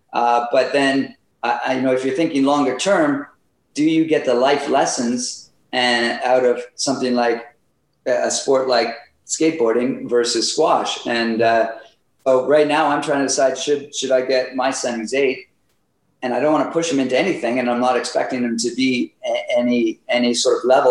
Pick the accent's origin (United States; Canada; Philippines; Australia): Canada; Ottawa, Ontario; now in Whistler, Canada; I grew up in Ottawa, so that's where I started playing